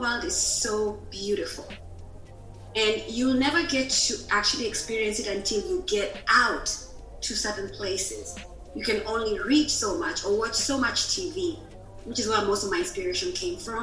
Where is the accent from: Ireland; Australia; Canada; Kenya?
Kenya; moved away as an adult; now in United States; I am Kenyan, living in the U.S. So I've been living in the U.S. now for about 19 years.